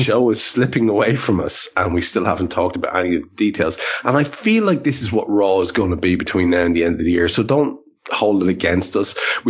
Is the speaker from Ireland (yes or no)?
yes; Ireland; I'm an Irishman.